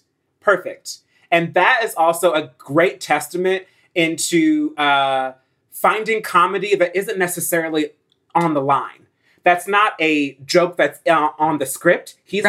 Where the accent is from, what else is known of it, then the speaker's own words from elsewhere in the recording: New Jersey, United States; I haven't even grown up in the South. I grew up in North Jersey